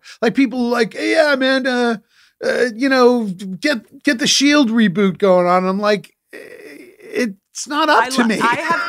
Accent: New England, United States; listen, I'm from New England. I'm a practical mind.

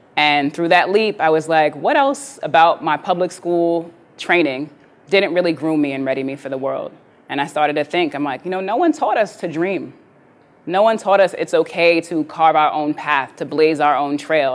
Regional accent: New York City, New York, United States; I grew up in New York City, born and raised in the 80s, in the crack era.

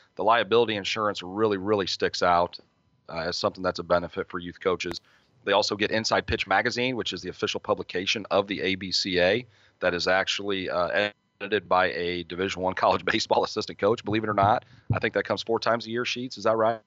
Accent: Midwest, United States; I'm from the Midwest.

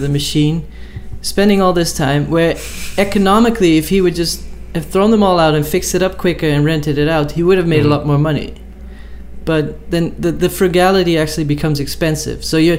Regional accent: Netherlands; I'm from the Netherlands and from a farmer's family

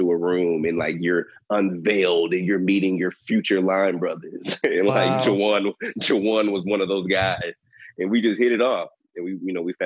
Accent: Dallas, Texas, United States; I'm from Dallas, Texas

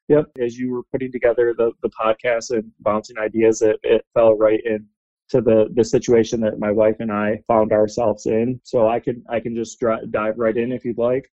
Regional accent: Grand Rapids, Michigan, United States; I was born in Grand Rapids

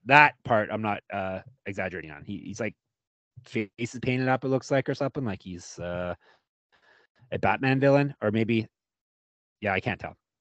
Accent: Canada; us Canadians

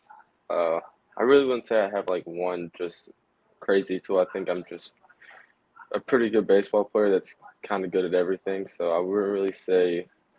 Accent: Houston, Texas, United States; I grew up outside of Houston in high school

